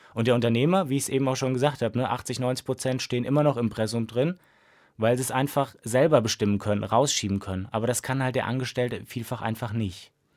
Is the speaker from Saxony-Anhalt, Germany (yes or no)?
no; Siegen, North Rhine-Westphalia, Germany; moved away as an adult; now in Mainz, Germany; ich komme gebürtig aus Siegen, also habe auch da die Diplomarbeit geschrieben